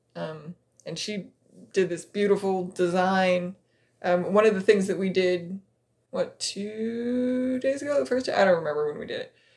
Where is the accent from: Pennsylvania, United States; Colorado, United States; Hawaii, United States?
Colorado, United States; moved away; I grew up in Colorado, where you have the Rockies